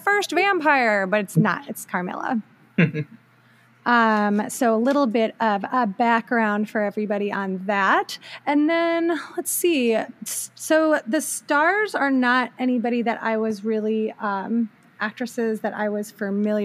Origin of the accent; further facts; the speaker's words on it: rural Ohio, United States; Rural Ohio stock here.